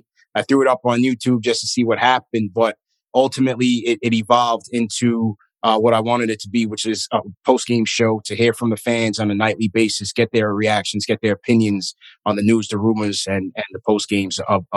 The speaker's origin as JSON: {"language": "English", "region": "New York", "country": "United States", "said": "So sports radio as a New Yorker and a New York sports fan, that's what I came up on. That's what I grew up on."}